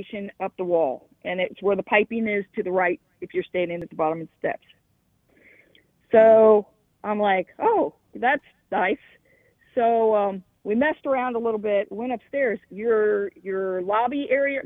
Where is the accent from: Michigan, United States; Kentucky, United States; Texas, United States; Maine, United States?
Kentucky, United States; I'm from Kentucky